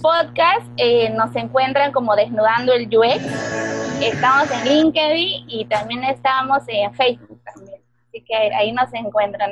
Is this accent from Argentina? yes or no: no; Peru; soy de Perú